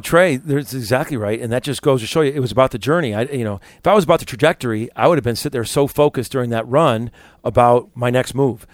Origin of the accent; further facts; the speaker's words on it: Chicago, Illinois, United States; moved away; also born or lived in Little Rock, Arkansas; I'm from Chicago because I'm from Chicago.